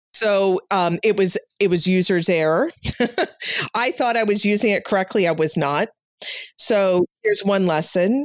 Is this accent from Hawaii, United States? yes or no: no; Chicago, Illinois, United States; moved away; I'm from Chicago